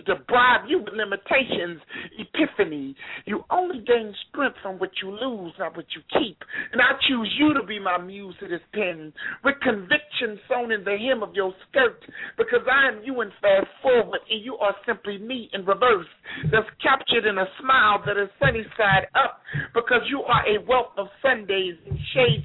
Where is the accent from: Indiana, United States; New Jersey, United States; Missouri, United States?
Missouri, United States; St. Louis; also born or lived in Florida; now in Miami, United States; I've been in Miami for like 4 years. I'm originally from St. Louis, Missouri.